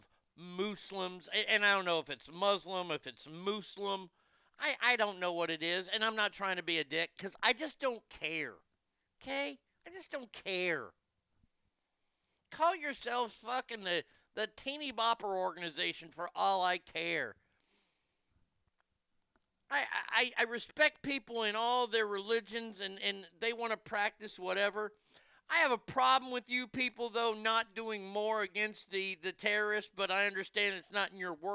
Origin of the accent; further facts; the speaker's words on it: Garland, Texas, United States; it happened in my hometown, I've never been prouder of Garland.